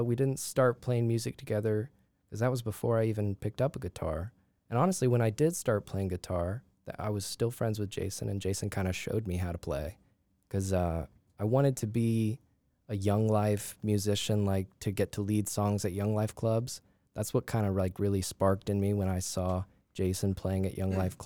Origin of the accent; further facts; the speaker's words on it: Aiken, South Carolina, United States; also born or lived in Los Alamos, New Mexico; Moved here when I was 4